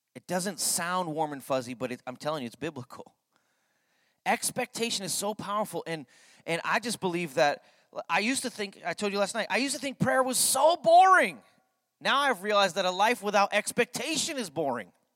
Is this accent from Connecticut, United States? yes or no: yes; Connecticut, United States; I grew up in Connecticut